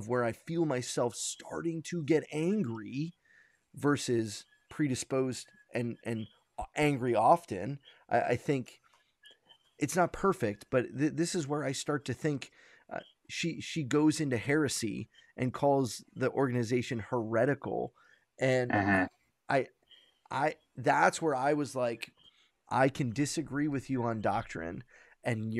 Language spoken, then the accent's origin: English; New York, United States; I'm a New Yorker.